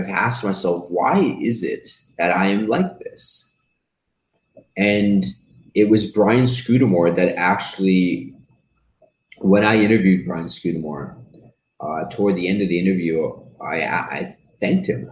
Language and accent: English; Canada; I was born in Canada, but my parents are from Peru